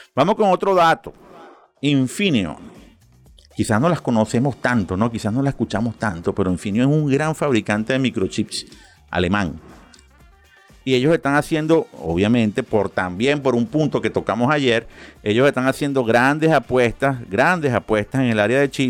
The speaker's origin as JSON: {"language": "Spanish", "country": "Venezuela", "said": "Y como yo soy muy venezolano, pero también soy muy colombiano"}